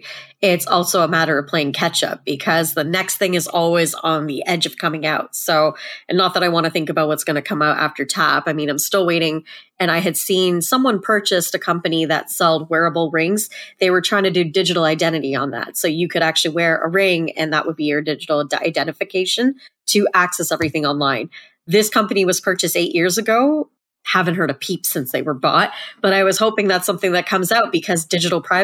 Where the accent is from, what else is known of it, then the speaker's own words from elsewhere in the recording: Canada; as a Canadian